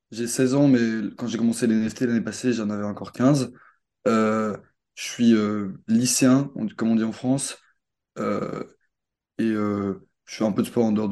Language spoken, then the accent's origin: French; Belgium; Ah ouais, je suis belge.